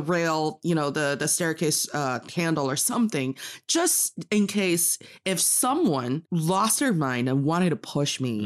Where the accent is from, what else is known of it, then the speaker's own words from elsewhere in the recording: Northeast China, China; English is a second language; also born or lived in United States; now in Beijing, China; I am from the northeast part of China